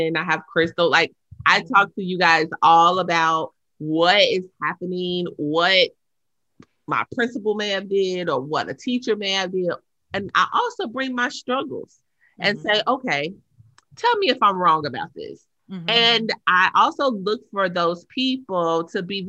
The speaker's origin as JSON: {"language": "English", "region": "Indiana", "country": "United States", "said": "I'm from Indiana"}